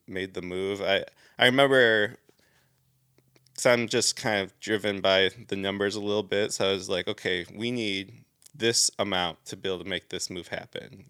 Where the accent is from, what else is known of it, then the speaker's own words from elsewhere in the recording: Southeast Michigan, United States; moved away as an adult; also born or lived in California; I'm actually from Southeast Michigan, so about an hour north of Detroit